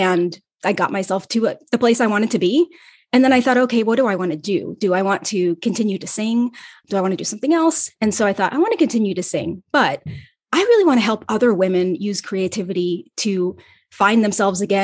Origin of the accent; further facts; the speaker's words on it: Ohio, United States; moved away as an adult; also born or lived in Los Angeles; my hometown in Ohio